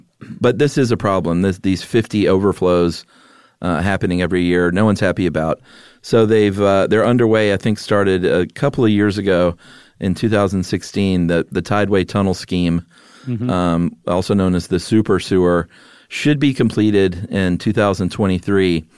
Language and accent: English; New England, United States; I'm from New England and have lived all over New England, and I'm still in New England.